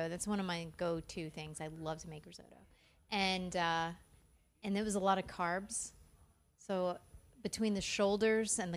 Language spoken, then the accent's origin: English; South Florida, United States; also born or lived in Long Island, New York; that's where I grew up, South Florida.